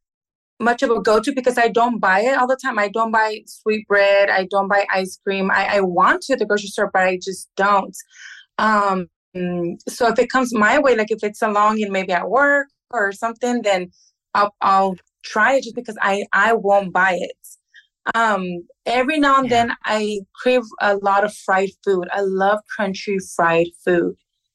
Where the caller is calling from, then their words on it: Livingston, Texas, United States; I'm calling from Livingston, Texas.